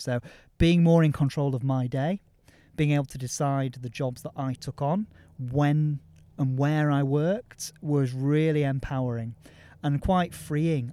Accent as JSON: {"language": "English", "region": "Yorkshire and the Humber", "country": "United Kingdom", "said": "I'm a Yorkshireman"}